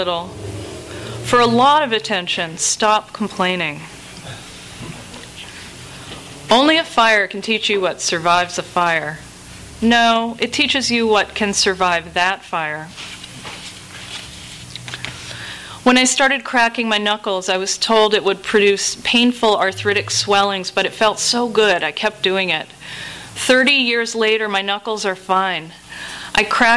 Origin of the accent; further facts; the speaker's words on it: New England, United States; moved away as an adult; I grew up in New England, which is a place where the social pecking order is the same as it was in, 1650